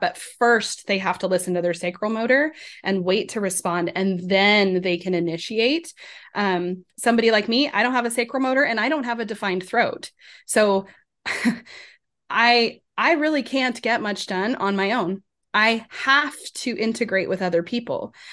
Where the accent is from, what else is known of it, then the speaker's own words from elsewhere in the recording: Colorado, United States; I grew up in Colorado, so Rocky Mountains